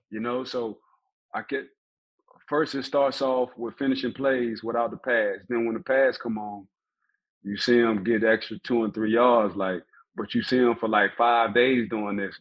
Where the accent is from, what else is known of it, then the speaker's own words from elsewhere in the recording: New Orleans, Louisiana, United States; growing up how I grew up in New Orleans, um, at a time between 94 and 98, we was like the murder capital of the world